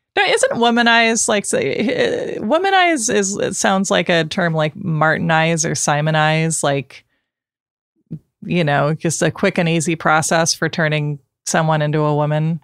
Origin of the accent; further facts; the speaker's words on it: Portland, Oregon, United States; I grew up outside Portland